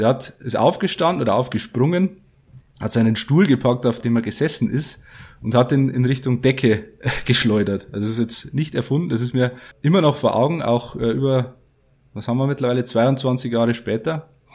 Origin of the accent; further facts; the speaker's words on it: Geiersthal, Bavaria, Germany; now in Passau, Germany; ich komme aus Niederbayern, aus ähm, Geierstal bei Fichtach, also im tiefsten bayerischen Wald